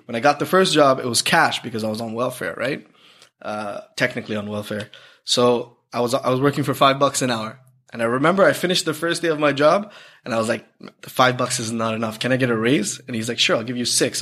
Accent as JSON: {"language": "English", "town": "Toronto", "region": "Ontario", "country": "Canada", "tie": "born or raised there", "also_born_or_lived": "Sri Lanka"}